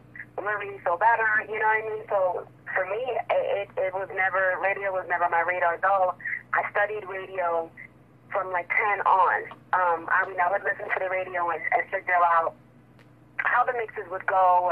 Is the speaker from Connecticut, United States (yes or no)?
yes; Connecticut, United States; I'm from Connecticut